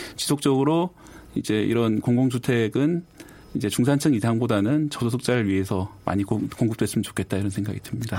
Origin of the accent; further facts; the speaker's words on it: Busan, South Korea; moved away as an adult; now in Seoul, South Korea; 부산 출신이거든요.